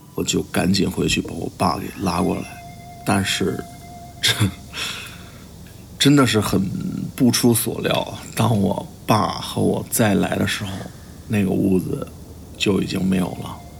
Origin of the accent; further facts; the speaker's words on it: Henan, China; 我来自河南，我是一名动画师